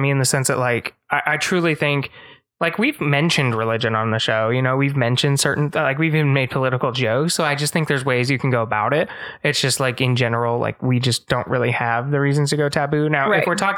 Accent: Las Vegas, Nevada, United States; now in Texas, United States; I grew up in Las Vegas

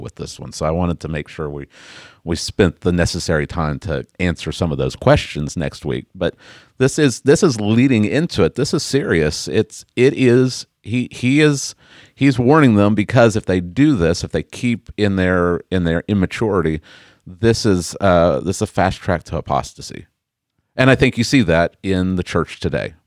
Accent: Oklahoma, United States; I was born and raised in Oklahoma

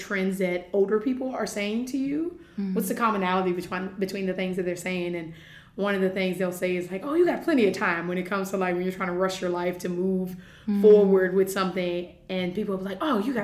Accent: Virginia, United States; moved away as an adult; now in United Arab Emirates; I am originally from Virginia in the United States. And I moved out here in August of 2017, so this is my third year, just completed my third year here in the UAE

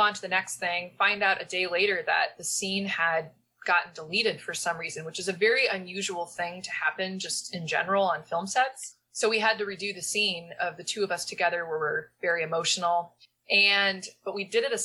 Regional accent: Omaha, Nebraska, United States; now in East Coast, United States; I'm from Omaha, like right on the border. I went to Elkhorn Public Schools, Elkhorn, Nebraska. So yeah, growing up, it was like, you know, my parents moved into the nothingness that Elkhorn was at the time

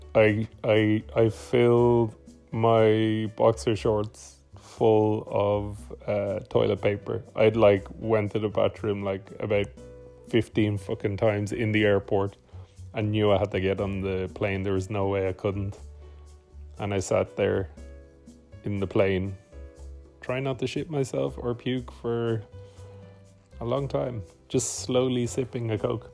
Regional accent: Bray, Ireland; now in Malmo, Sweden; I am from Bray, but I currently live in Malmo, Sweden.

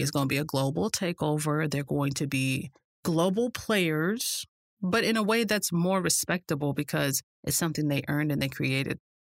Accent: United States; me being an American

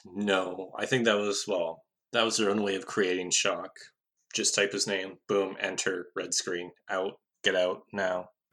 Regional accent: Canada; as a Canadian

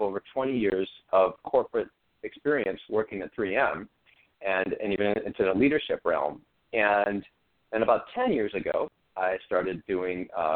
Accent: Midwest, United States; growing up in the Midwest

